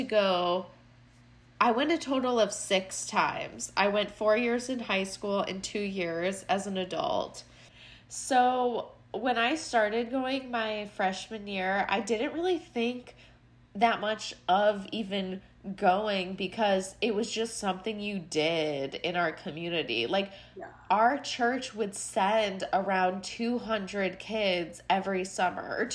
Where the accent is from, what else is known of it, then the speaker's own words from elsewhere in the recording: Chicago, Illinois, United States; accent: Chicago; my Chicago accent